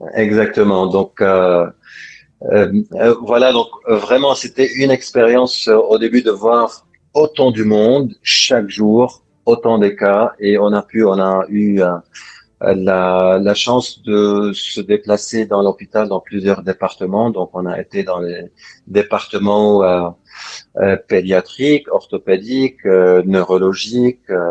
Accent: Lebanon; moved away as an adult; also born or lived in France / England / Netherlands / China; now in Cyprus; je suis, je suis libanais

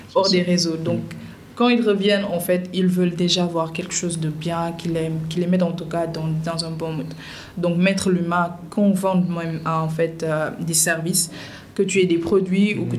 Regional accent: Dakar, Senegal; suis née et j'ai grandi à Dakar

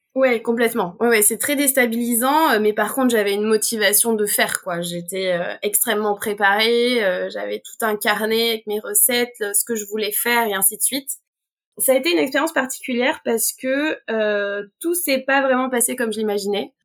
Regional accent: Auvergne-Rhône-Alpes, France; je suis née en Auvergne

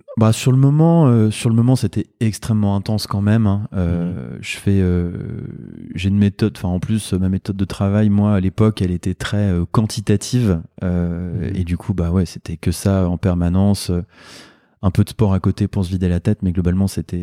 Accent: Le Havre, Normandy, France; moved away as an adult; also born or lived in Rouen / Caen / Lyon / New Caledonia; now in Lille, France; je suis originaire de Normandie, j'ai grandi au Havre, fait mes études à Rouen, à Caen euh, et en partie à Lyon

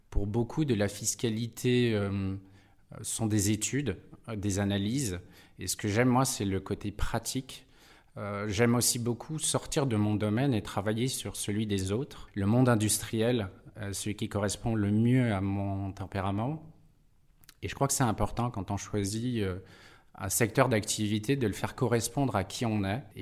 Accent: Nouvelle-Aquitaine, France; also born or lived in Brazil / Pau, France / Besançon, France; Je suis d'origine de Dordogne et de Gironde. j'ai fait un passage à l'étranger au Brésil et quand on est rentré avec mes parents, c'est mes parents qui étaient expatriés, on a été s'établir dans les Pyrénées à côté de Pau.

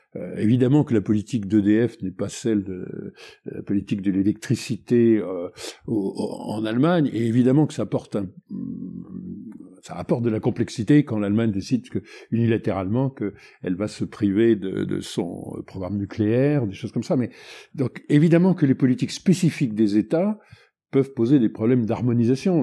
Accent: Benin; chez, chez nous, au Bénin

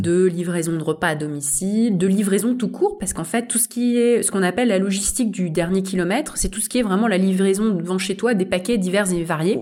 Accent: France; nous-mêmes, on est un pays d'externalisation de compétences d'ingénierie

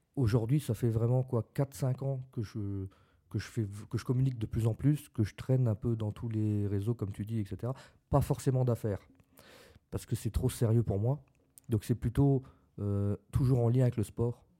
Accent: Lorraine, Grand Est, France; On, on était lorrain, bon maintenant on l'est même plus parce que c'est le Grand Est, mais avant on était lorrain

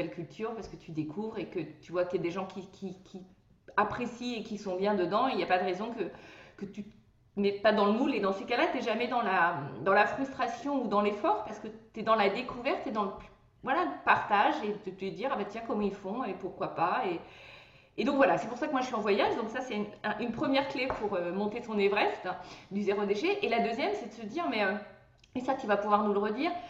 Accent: Brittany, France; en tant que bretonne

